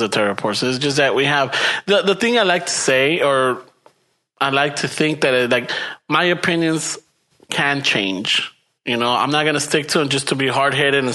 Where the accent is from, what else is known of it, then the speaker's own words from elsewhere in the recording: United States; us Chicanos or us Mexican